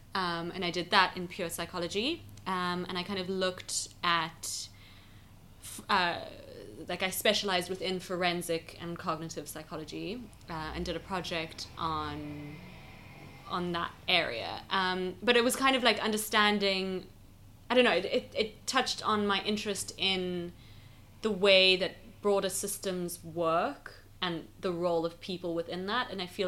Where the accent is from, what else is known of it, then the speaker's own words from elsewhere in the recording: Johannesburg, Gauteng, South Africa; So I am South African. I grew up in Johannesburg.